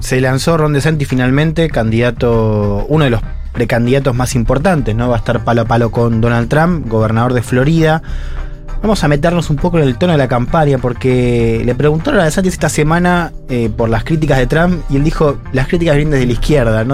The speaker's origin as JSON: {"language": "Spanish", "country": "Argentina"}